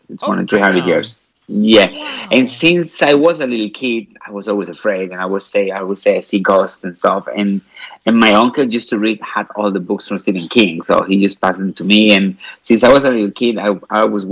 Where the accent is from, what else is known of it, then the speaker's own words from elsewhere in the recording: Madrid, Community of Madrid, Spain; moved away; I'm originally from Spain, from Madrid.